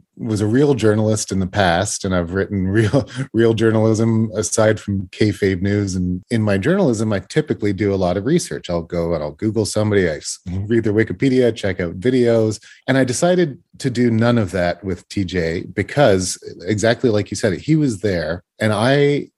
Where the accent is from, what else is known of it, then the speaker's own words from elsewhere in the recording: Canada; I'm a Canadian boy